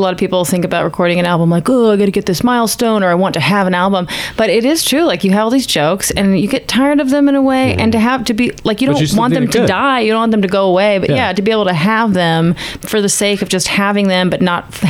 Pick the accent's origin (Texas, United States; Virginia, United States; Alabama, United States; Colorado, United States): Texas, United States; Houston; also born or lived in New York / Boston; I'm from Houston, but I just lived from there for a while.